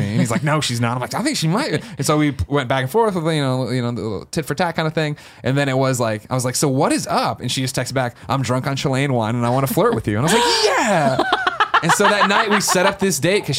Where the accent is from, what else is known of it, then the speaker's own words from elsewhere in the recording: Chicago, Illinois, United States; you know, I grew up in Chicago, went to school in Missouri before I moved out here